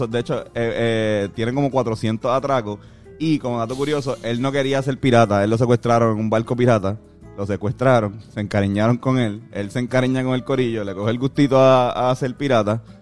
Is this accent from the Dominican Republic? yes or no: no; Puerto Rico; eso lo sabemos nosotros como puertorriqueños, vivimos aquí, sabemos que, pues, Puerto Rico es la llave de América